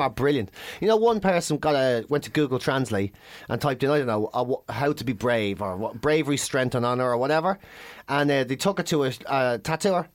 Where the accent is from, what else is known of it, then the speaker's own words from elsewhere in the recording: Ireland; We're from Ireland.